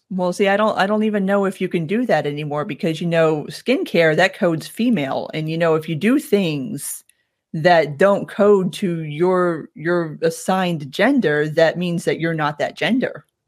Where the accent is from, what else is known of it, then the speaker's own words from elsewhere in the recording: South Florida, United States; moved away as an adult; now in Atlanta, United States; Born and raised in South Florida. I moved up here about fifteen years ago now.